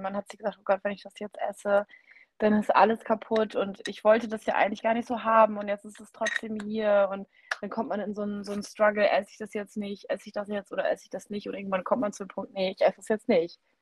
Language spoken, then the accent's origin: German; Oldenburger Münsterland, Lower Saxony, Germany; ich komme ja aus dem Norden und hier im Oldenburger Linn-Münsterland essen wir immer sehr, sehr gerne Grünkohl